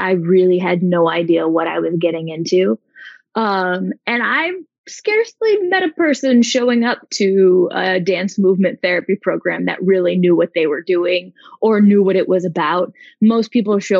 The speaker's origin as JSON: {"language": "English", "town": "Chicago", "region": "Illinois", "country": "United States", "also_born_or_lived": "Arizona", "moved": "yes", "lives_now": "Barcelona, Spain", "said": "I'm originally from Chicago. I was in Arizona for 10 years before I moved for the master's program"}